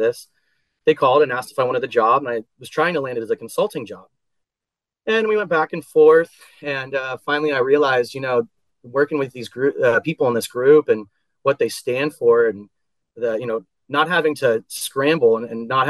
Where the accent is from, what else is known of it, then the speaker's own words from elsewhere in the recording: Central Coast of California, United States; moved away as an adult; also born or lived in San Francisco; now in Houston, United States; I had finally moved back home, which was a goal of mine. I'm from the Central Coast of California